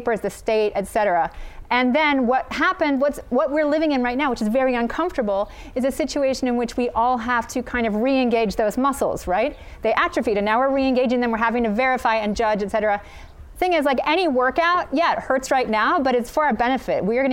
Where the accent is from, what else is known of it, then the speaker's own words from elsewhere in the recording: United States; moved away as an adult; now in United Kingdom; an American educated in Britain